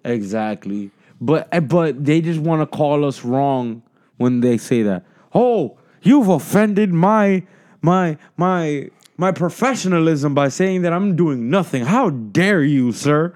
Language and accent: English; United States; as the American people